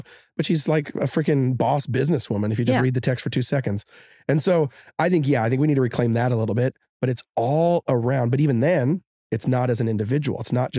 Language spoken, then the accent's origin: English; Seattle, Washington, United States; now in Hawaii, United States; We're all from Seattle. We're all from Seattle.